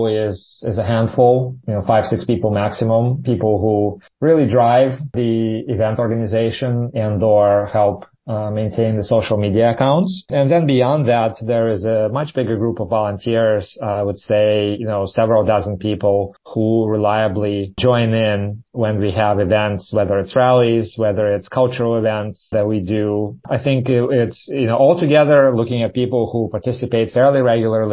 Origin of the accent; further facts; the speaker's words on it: Ukraine; now in Taiwan; my hometown being shelled